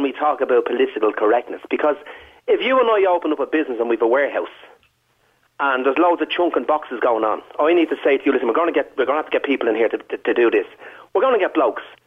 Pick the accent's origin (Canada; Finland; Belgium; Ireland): Ireland; Dublin, Leinster; accent: Dublin; my parents are from the Liberties and I'm Crumlin